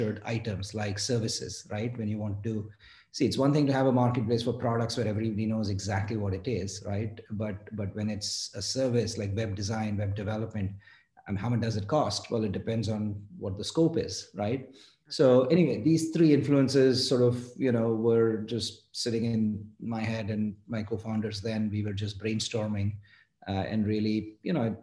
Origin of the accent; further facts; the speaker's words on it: Mumbai, Maharashtra, India; moved away as an adult; now in United States; I grew up in India, in Mumbai